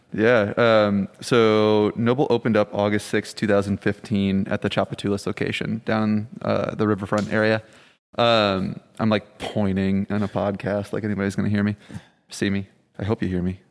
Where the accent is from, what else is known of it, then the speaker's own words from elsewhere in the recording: Michigan, United States; also born or lived in Rhode Island; now in New Orleans, United States; I'm originally from Michigan, actually, uh, by way of Rhode Island